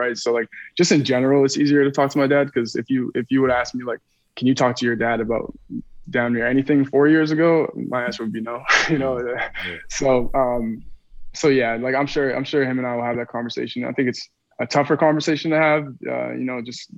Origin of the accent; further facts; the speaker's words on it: Winnipeg, Manitoba, Canada; I'm from Winnipeg, Manitoba.